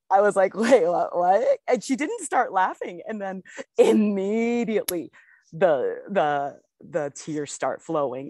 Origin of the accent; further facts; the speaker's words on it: United States; I'm an American